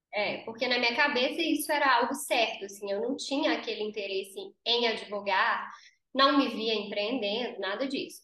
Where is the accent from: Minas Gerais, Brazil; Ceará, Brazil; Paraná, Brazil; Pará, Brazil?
Minas Gerais, Brazil; Conselheiro Lafaiete; moved away as an adult; now in Belo Horizonte, Brazil; eu sou do interior, eu sou de Lafayette, conselheiro Lafayette.